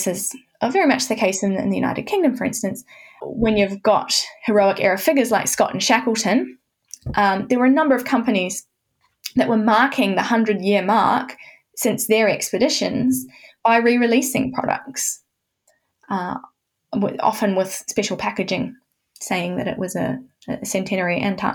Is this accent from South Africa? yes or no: no; New Zealand; moved away as an adult; also born or lived in Canterbury, New Zealand; now in Hobart, Australia; I'm from New Zealand. I was in Canterbury before coming to Tasmania.